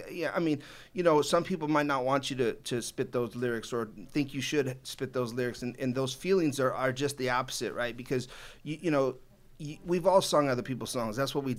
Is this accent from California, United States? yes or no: yes; Downey, California, United States; I'm from Downey.